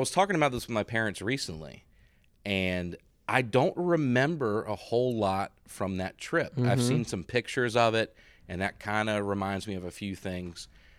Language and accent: English; Montgomery, Alabama, United States; That's the Montgomery, Alabama experience, too.